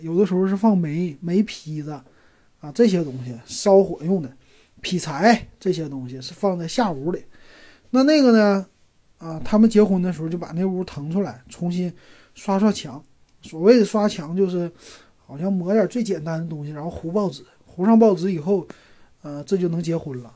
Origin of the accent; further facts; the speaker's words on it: Shenyang, Liaoning, China; 小的时候在沈阳住的这个平房